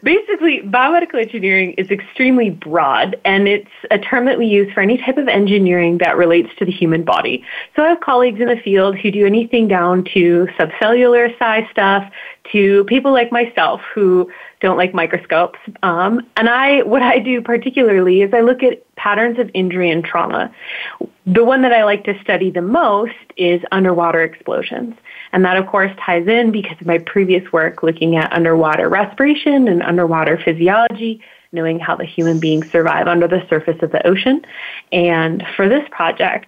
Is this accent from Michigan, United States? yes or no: yes; Troy, Michigan, United States; now in Durham, United States; I grew up in Troy, around 16 miles